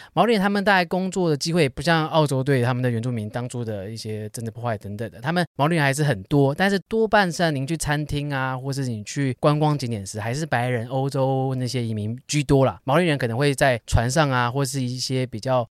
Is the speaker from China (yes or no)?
no; Taipei, Taiwan; 就像我们台北人周末去淡水的感觉